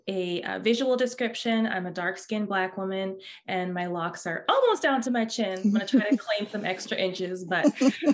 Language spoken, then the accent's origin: English; Oakland, California, United States; now in Santa Barbara, United States; I'm originally from Oakland